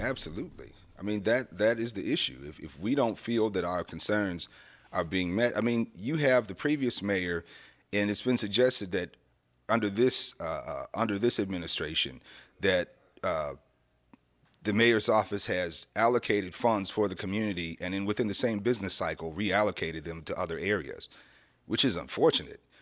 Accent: Erie, Pennsylvania, United States; moved away as an adult; this is my hometown.

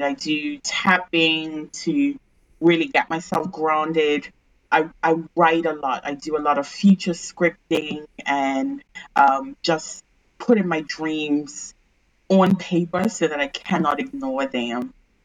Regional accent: Bermuda; I'm originally from Bermuda

